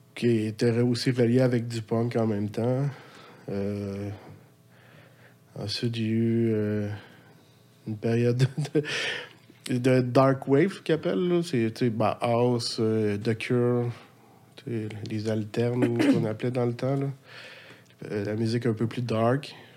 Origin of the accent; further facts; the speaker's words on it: Laval, Quebec, Canada; also born or lived in Montreal / Louiseville / Sainte-Adèle; now in Sainte-Anne-des-Plaines, Canada; j'ai resté ma jeunesse à Laval